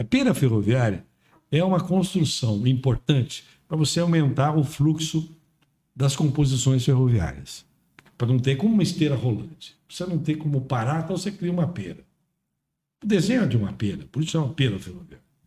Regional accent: São Paulo, Brazil; Eu nasci no Brás, lá no Paris

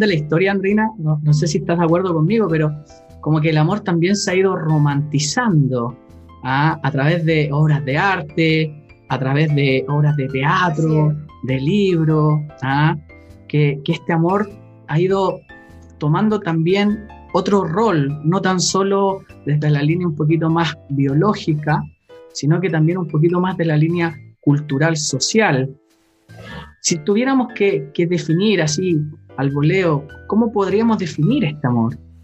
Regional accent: Chile; cuando era chico acá en Chile

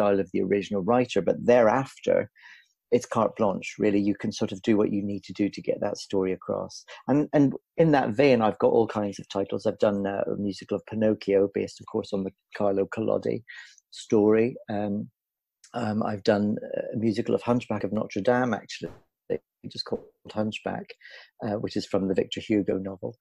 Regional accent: Belfast, Northern Ireland, United Kingdom; moved away as an adult; also born or lived in United States; now in London, United Kingdom; the Lyric Theatre in Belfast, the aforementioned national theatre of my hometown, my home country, Northern Ireland

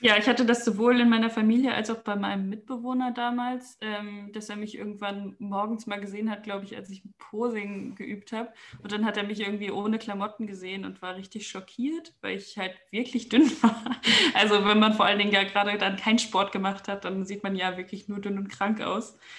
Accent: Germany; moved away as an adult; also born or lived in Aachen; now in Vienna, Austria; ich komme aus Deutschland

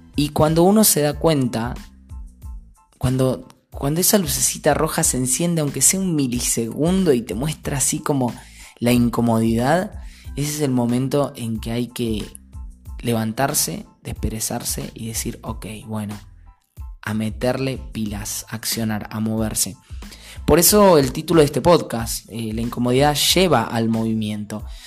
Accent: Saavedra, Buenos Aires Province, Argentina; en mi pueblo era raro porque 3.000 habitantes

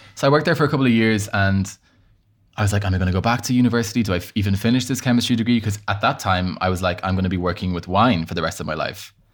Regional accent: Ireland; accent: Irish; moved away as an adult; also born or lived in Bahrain; now in Paris, France; I moved to Ireland when I was five. So I mean, I've grew up in Ireland.

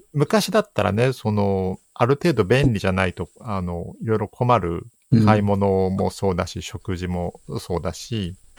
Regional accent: Saitama, Japan; moved away; 埼玉県で生まれ育っております

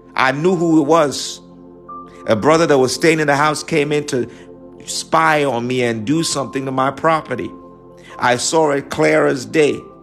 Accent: New York, United States; I'm from New York

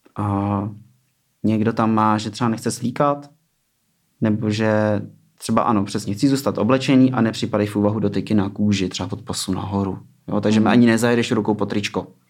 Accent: Ústí nad Labem, Ústí nad Labem Region, Czechia; also born or lived in Plzeň; od 8 let jsem v Ústí

